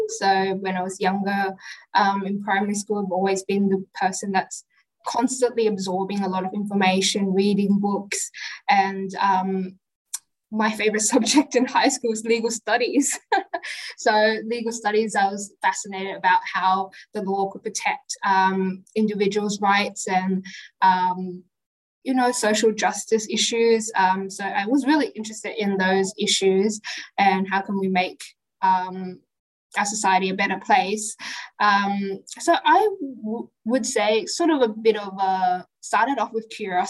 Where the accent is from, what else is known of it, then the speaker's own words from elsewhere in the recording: Sydney, New South Wales, Australia; I grew up in Western Sydney all my life.